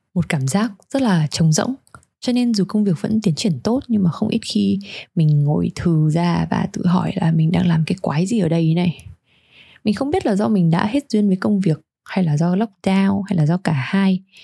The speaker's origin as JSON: {"language": "Vietnamese", "region": "Hanoi", "country": "Vietnam", "tie": "born or raised there", "moved": "yes", "lives_now": "Sydney, Australia", "said": "Mình sinh ra và lớn lên ở Hà Nội"}